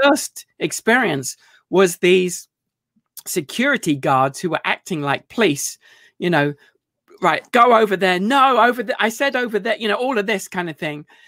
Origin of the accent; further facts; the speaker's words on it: United Kingdom; moved away; I mean, I'm still British